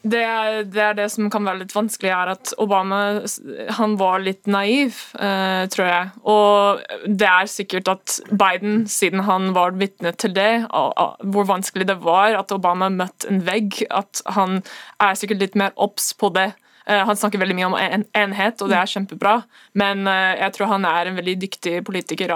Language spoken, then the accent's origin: Norwegian; United States; now in Norway; oss som amerikanere